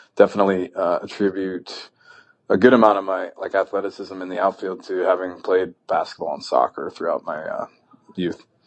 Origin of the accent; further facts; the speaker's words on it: New Hampshire, United States; moved away as an adult; also born or lived in Stanford, California; I had obstacles growing up in New Hampshire